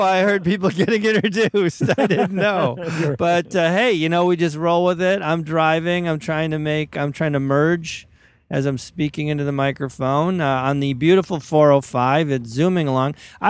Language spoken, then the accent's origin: English; Minnesota, United States; accent: Minnesota; now in Los Angeles, United States; I'm from Minnesota originally.